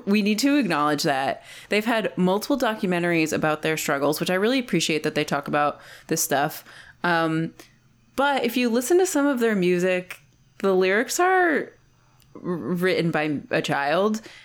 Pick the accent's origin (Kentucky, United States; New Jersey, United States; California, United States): New Jersey, United States; moved away; I'm also from New Jersey